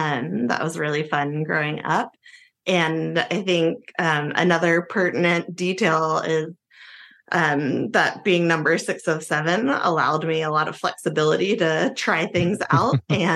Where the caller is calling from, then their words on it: Brooklyn, New York, United States; Joining from Brooklyn, New York.